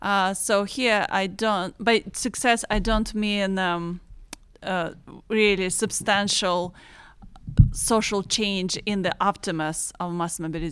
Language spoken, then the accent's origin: English; Eastern Ukraine, Ukraine; I'm originally from Eastern Ukraine, and I just want to mention that Pittsburgh it has a sister city of Donetsk.